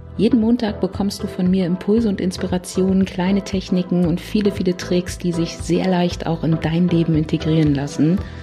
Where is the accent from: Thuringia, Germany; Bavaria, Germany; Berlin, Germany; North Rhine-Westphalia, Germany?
Berlin, Germany; ich komme aus Berlin